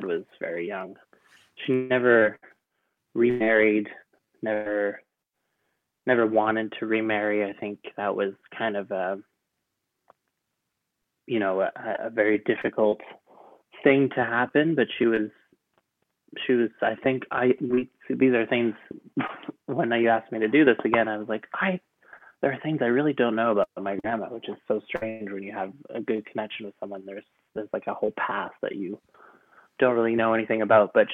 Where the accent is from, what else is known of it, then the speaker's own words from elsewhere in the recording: France; moved away; also born or lived in Canada; I grew up in France, but we used to go spend 3 months in Canada every year.